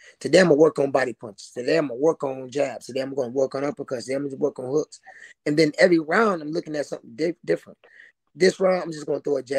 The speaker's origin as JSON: {"language": "English", "town": "Tampa", "region": "Florida", "country": "United States", "moved": "yes"}